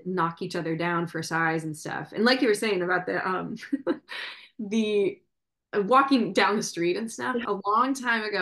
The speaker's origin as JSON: {"language": "English", "region": "Midwest", "country": "United States", "also_born_or_lived": "New York City", "moved": "yes", "said": "I'm from the Midwest"}